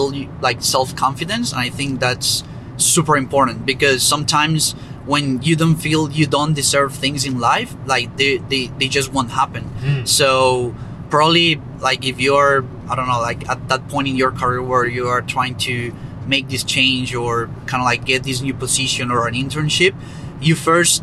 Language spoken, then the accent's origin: English; Colombia; moved away; I am from Colombia, by the way, so it was in my hometown